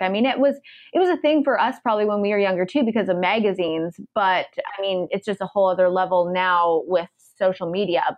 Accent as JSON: {"language": "English", "country": "Canada", "moved": "as an adult", "lives_now": "United States"}